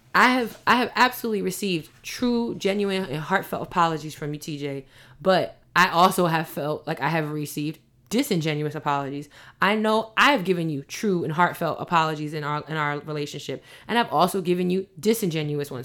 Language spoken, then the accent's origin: English; New York City, New York, United States; I'm from Queens